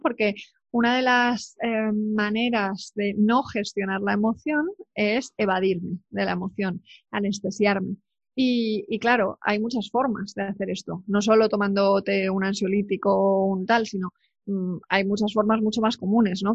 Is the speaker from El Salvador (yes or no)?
no; Spain; also born or lived in United Kingdom; yo soy muy española